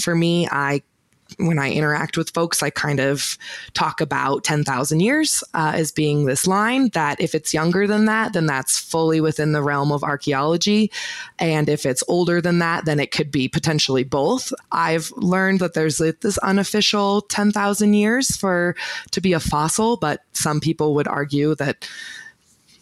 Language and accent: English; Oregon, United States; moved away as an adult; also born or lived in Utah; now in Bozeman, United States; I was born in Utah, actually, but I moved to Oregon when I was about 5